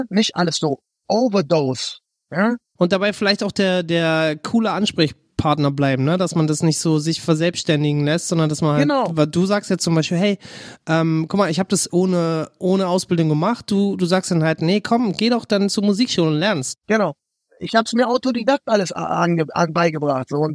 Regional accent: Berlin, Germany; Wenn ich daran zurückdenke, so ist für mich als Berliner auf jeden Fall nicht wegzudenken, weil der ganze Slang ist dadurch geprägt

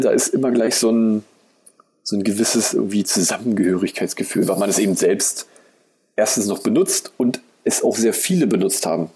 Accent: Eisenhüttenstadt, Brandenburg, Germany; moved away; Eisenhüttenstadt ist im Prinzip meine Heimat. Da aber sozusagen drei von den äh, Wohnorten, in denen ich eben gewohnt hatte, ähm, abgerissen wurden

